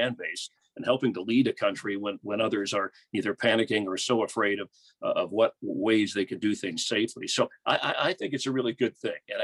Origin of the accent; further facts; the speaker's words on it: South Florida, United States; now in Los Angeles, United States; growing up in South Florida, WGN-TV, we didn't have a lot of options for baseball